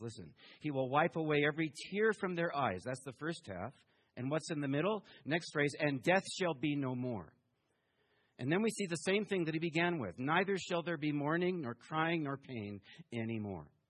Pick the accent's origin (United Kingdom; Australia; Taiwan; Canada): Taiwan; moved away; also born or lived in Houston, Texas; I was born in Taiwan